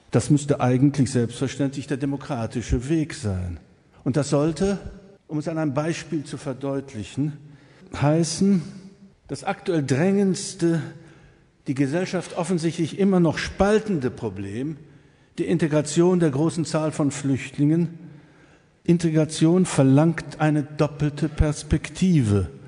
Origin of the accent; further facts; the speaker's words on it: East Germany, Germany; ich darf das als Ossi sagen